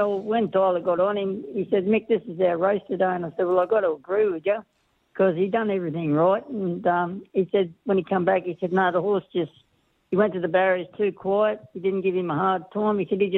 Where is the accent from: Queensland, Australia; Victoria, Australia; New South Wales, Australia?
Queensland, Australia; Rockhampton; now in Hawkesbury, Australia; we come from Rockhampton. That's where we've been for a long time.